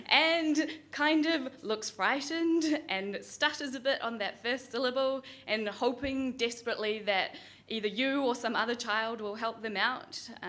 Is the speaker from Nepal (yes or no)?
no; New Zealand; oh, well, I can't tell people that I'm from New Zealand because no one would believe me, which is really annoying. And I didn't want to say that I was Indian because with that comes a lot of expectation.